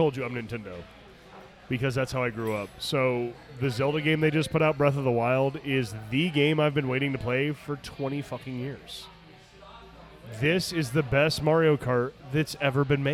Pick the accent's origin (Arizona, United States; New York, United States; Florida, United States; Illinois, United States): Arizona, United States; moved away as an adult; also born or lived in Phoenix, Arizona; the Rodeo Chudesky fire burned my hometown nearly to the ground. And I moved to Phoenix